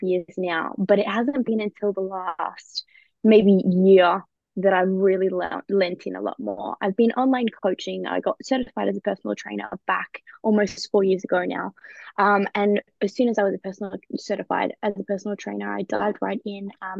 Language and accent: English; Australia; now in United Kingdom; So I am an Aussie that lives in the UK at the moment.